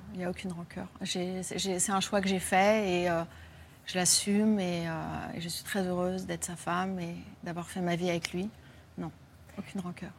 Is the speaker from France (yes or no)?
yes; France; je suis française